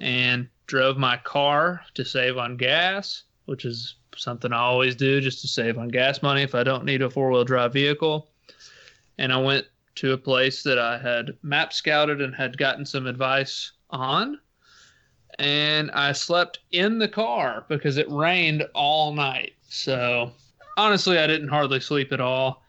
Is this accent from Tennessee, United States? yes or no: yes; Tennessee, United States; born or raised there